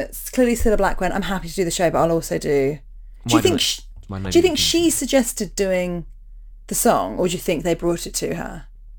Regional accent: London, United Kingdom; now in New Zealand; and so I'm from London, but I've lived in New Zealand for the last few years.

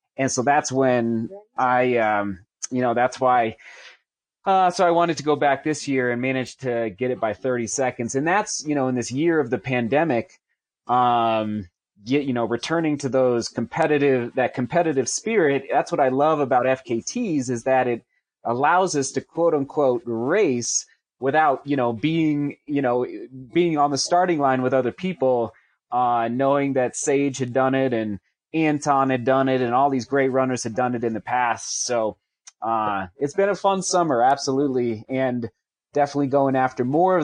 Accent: Buena Vista, Colorado, United States; I'm a B V kid, so I grew up in Buena Vista

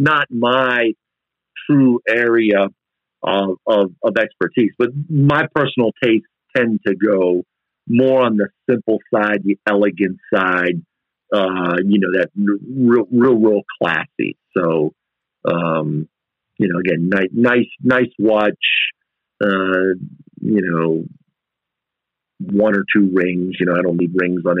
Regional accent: East Coast, United States; now in Texas, United States; being Italian and growing up on the East Coast

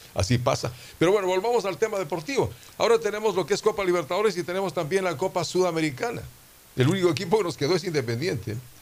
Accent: Quito, Pichincha, Ecuador; also born or lived in Riobamba; now in Guayaquil, Ecuador; a los seis años mi familia decide regresar a Quito

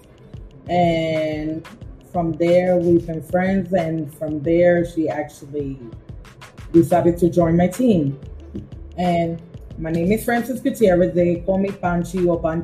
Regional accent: New York City, New York, United States; also born or lived in Boquerón, Puerto Rico / Ponce, Puerto Rico / McKinney, Texas; raised in the Bronx

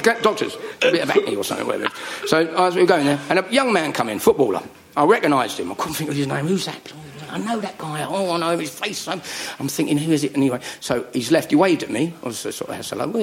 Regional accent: United Kingdom; now in Surrey, United Kingdom; I'm not from North London, no. I'm from Middlesex or Surrey. I live in Surrey.

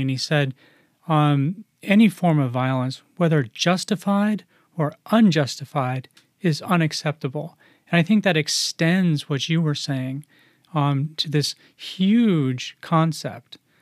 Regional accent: United States; growing up in the United States

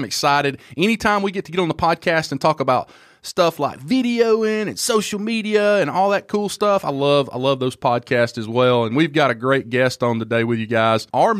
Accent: Alabama, United States; I'm from Alabama

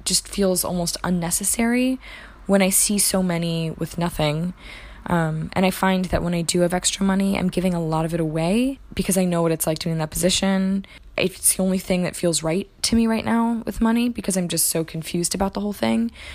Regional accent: Washington, District of Columbia, United States; I was born in Washington, D C at four thirty-two P M.

